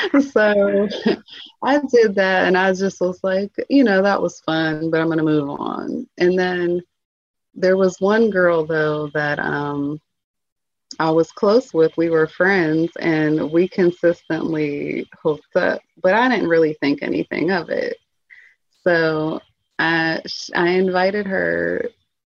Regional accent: Pittsburgh, Pennsylvania, United States; also born or lived in Atlanta; I'm from Pittsburgh, but I moved to Atlanta and then I moved back

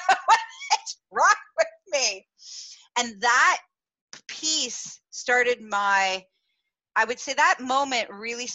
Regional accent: Canada; growing up in Canada

